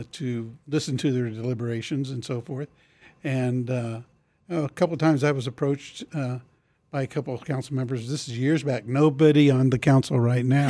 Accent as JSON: {"language": "English", "town": "Topeka", "region": "Kansas", "country": "United States", "tie": "born or raised there", "said": "I grew up in Oakland"}